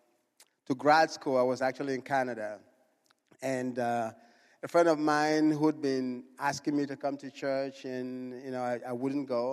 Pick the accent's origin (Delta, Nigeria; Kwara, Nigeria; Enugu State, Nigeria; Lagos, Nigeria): Enugu State, Nigeria; Enugu; moved away; I was born in Nigeria. I was born in a city called Enugu